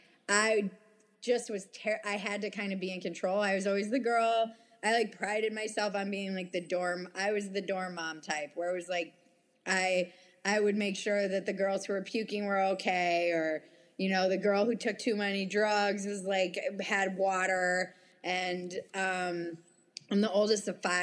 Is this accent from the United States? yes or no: yes; United States; I was from the States